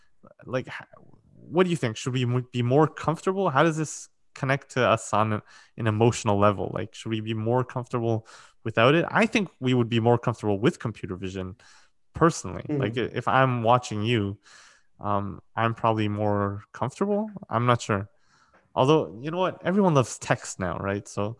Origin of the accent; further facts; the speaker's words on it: Ukraine; I'm from Ukraine. I don't care about comfort.